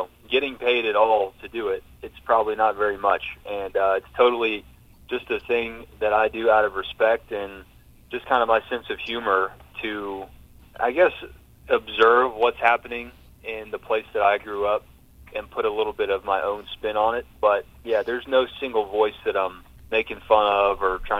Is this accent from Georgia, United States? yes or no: yes; Georgia, United States; growing up in Georgia